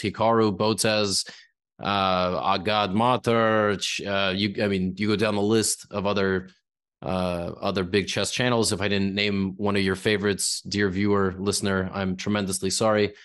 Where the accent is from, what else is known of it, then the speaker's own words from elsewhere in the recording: United States; also born or lived in New York; being an American